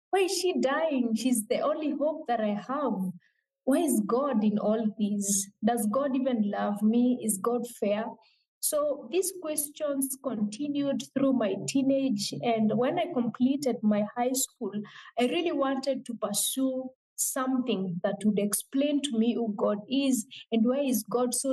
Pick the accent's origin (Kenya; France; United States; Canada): Kenya; Meru County; now in Nairobi, Kenya; I come from a region in Kenya called Meru. Meru is uh, the lower eastern part of Kenya, but I currently live in Nairobi, which is the capital city of Kenya.